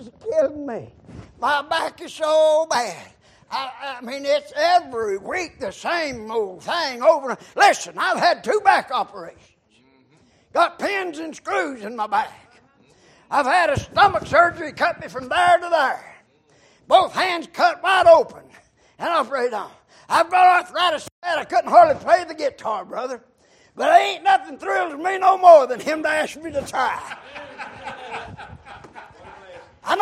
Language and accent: English; McDowell County, North Carolina, United States; I was born in McDowell County